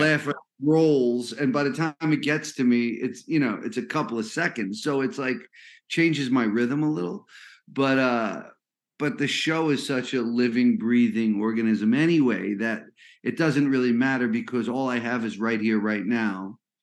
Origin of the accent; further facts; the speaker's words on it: New Jersey, United States; also born or lived in Brooklyn, New York; I was born in Brooklyn, Italian American family. Lived in Jersey most of my life